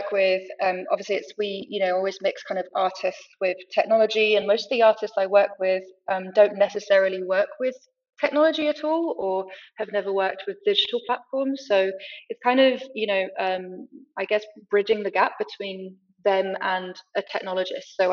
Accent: Rio de Janeiro, Brazil; also born or lived in France / United Kingdom; uh, Franco British, and I grew up in Brazil in Rio. Um, I've also lived kind of my whole life between all three countries.

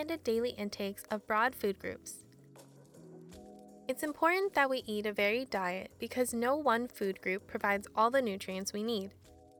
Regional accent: United States; I was born in the US and I grew up in a neighborhood with predominantly white residents

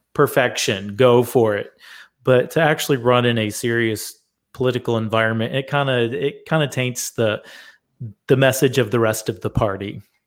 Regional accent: Michigan, United States; moved away; I'm originally from Michigan, and I have family that lives there

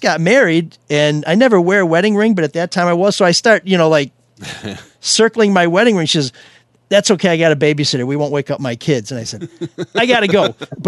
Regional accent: Chicago, Illinois, United States; You know, I'm just in from Chicago. This is how we park there.

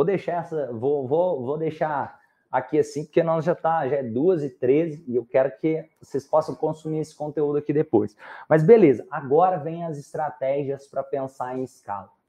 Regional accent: Minas Gerais, Brazil; E eu sou de Minas.

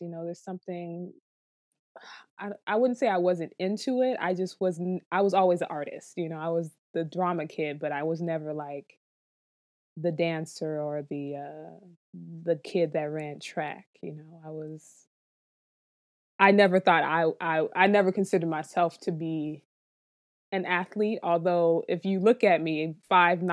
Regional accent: Miami, Florida, United States; now in New York City, United States; I'm from Miami, Florida, so I come from a football city, a football family

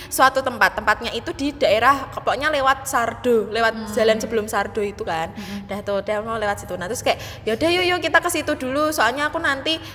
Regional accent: Central Java, Indonesia; karena aku dari Jawa. Ya iyalah dari Jawa Tengah maksudnya bisa bahasa Jawa kromo sedikit.

